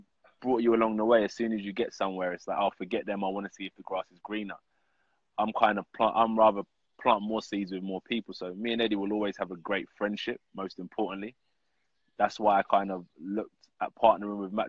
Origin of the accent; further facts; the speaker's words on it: United Kingdom; as a British heavyweight fighter